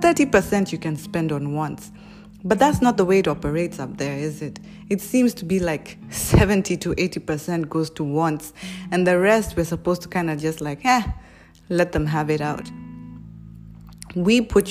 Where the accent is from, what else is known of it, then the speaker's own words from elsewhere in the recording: Kenya; We as Kenyan people